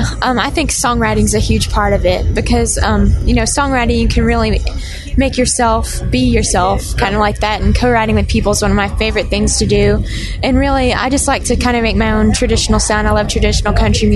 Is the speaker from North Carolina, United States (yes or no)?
yes; West Jefferson, North Carolina, United States; now in Nashville, United States; I'm from West Jefferson, North Carolina. It's near Boone, North Carolina, Appalachian State.